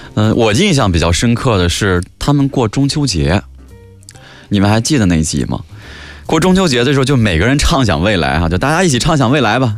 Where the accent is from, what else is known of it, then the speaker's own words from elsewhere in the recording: Jiangsu, China; 我们就是江苏人，所以对这个说的这个南京话、扬州话